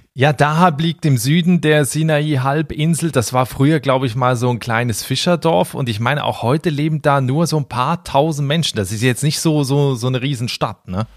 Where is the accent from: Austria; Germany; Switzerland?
Switzerland; ich komme aus der Schweiz